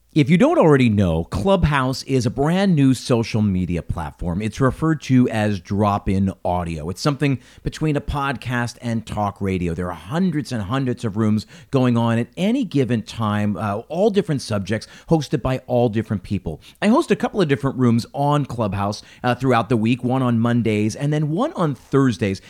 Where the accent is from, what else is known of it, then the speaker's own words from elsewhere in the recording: Philadelphia, Pennsylvania, United States; I'm from Philadelphia